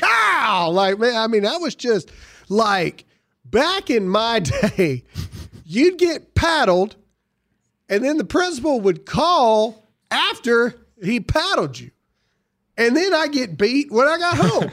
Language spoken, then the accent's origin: English; Caledonia, Mississippi, United States; I grew up in Mississippi.